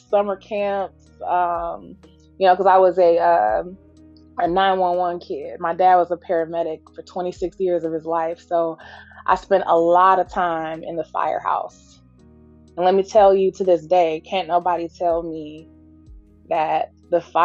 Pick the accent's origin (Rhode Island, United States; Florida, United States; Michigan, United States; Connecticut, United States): Michigan, United States; Detroit; also born or lived in Washington, D.C. / South Carolina; I was born in D.C., raised in South Carolina some, and then spent the rest of my life in Detroit